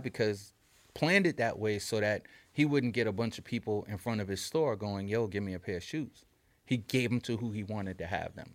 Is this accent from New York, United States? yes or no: yes; New York City, New York, United States; we're kids from New York City